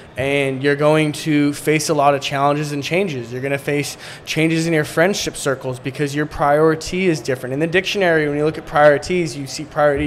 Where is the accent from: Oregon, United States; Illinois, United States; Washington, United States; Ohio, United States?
Washington, United States; Seattle; also born or lived in Poland; now in San Diego, United States; I was born in Seattle but lived in Poland growing up back and forth like mainly during the summer